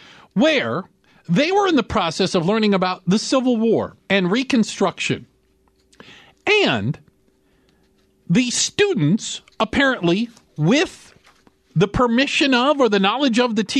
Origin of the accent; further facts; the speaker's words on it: Northern Virginia, United States; also born or lived in Washington, D.C.; I grew up in Northern Virginia.